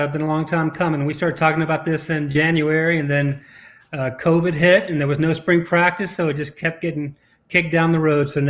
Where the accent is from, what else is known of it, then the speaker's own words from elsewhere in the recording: South Alabama, United States; moved away as an adult; also born or lived in Morgantown, West Virginia; I grew up in South Alabama, went to Alabama